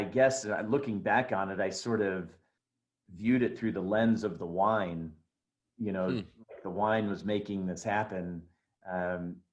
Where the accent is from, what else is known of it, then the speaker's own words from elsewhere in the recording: Oregon, United States; moved away as an adult; I grew up in Oregon